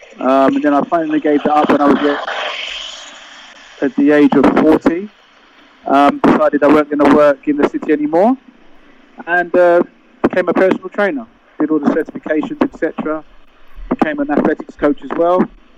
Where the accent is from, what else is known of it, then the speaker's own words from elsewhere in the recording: London, United Kingdom; also born or lived in Coventry; I grew up in Coventry, was born in Coventry, but then came to London and was raised in Battersea and the Wandsworth area.